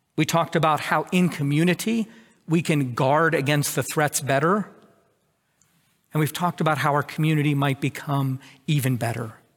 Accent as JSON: {"language": "English", "country": "United States", "said": "I'm an American"}